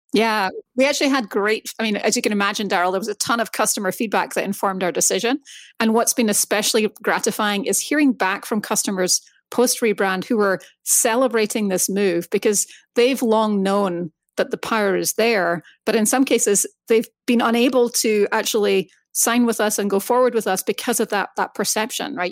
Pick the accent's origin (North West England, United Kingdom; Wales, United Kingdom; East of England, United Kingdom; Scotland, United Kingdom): Scotland, United Kingdom; moved away as an adult; now in United States; I grew up in Scotland, moved to the States basically to kick off my career